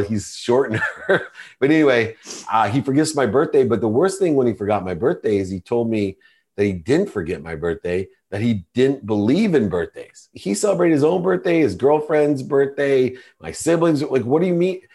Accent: Akron, Ohio, United States; I grew up, I was born in Akron, Ohio, which is a small town

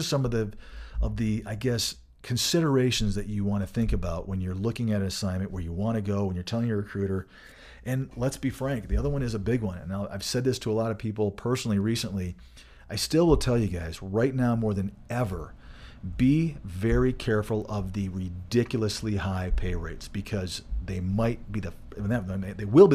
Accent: Michigan, United States; now in Colorado, United States; growing up in Michigan

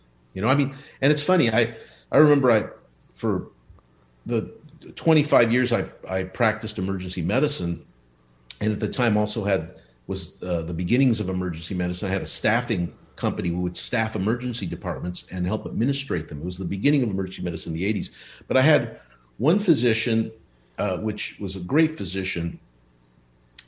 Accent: Los Angeles, California, United States; English is a second language; also born or lived in Buenos Aires, Argentina; when I grew up in Los Angeles, that's where we arrived or landed after our immigration. I didn't speak English

